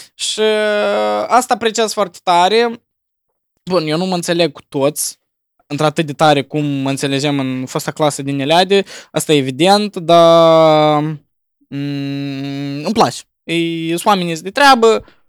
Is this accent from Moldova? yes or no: yes; Moldova; noi ca moldoveni suntem crescuți